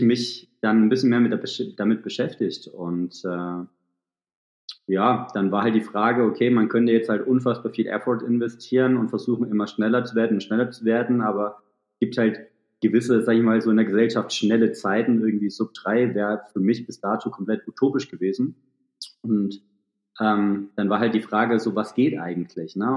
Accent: Thuringian Forest, Germany; moved away; also born or lived in Hamburg; komme äh, mitten aus dem Thüringer Wald

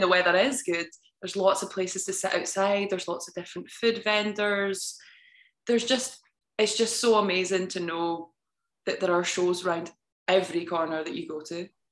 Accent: Scotland, United Kingdom; I'm an actor from Scotland. Uh, I grew up there. I've lived there my whole life.

